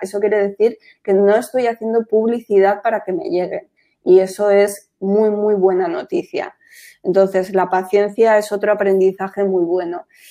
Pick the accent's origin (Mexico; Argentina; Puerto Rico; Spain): Spain; Madrid, Community of Madrid; moved away; also born or lived in Costa del Sol; claro que soy española, yo soy de Madrid, del barrio de Manoteras, de Hortaleza